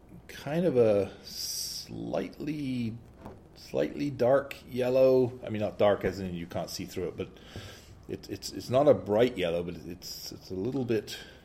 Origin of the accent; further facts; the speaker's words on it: England, United Kingdom; as an Englishman